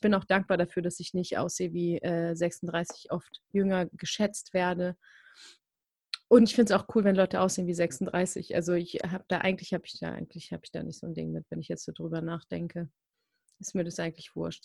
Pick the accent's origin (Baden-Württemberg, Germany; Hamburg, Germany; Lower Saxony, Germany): Hamburg, Germany; moved away; also born or lived in Buxtehude / Berlin; Ich komme aus so einem kleinen Dorf, das letzte Dorf in Hamburg